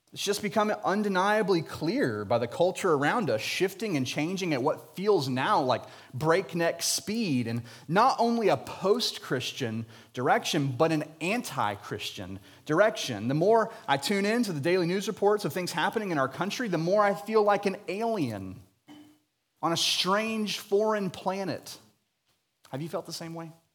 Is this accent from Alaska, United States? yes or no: no; Jacksonville, Florida, United States; I was born and raised in Jacksonville, Florida